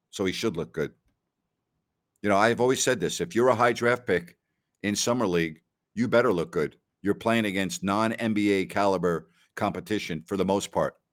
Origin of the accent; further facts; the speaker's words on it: New York, United States; I'm from New York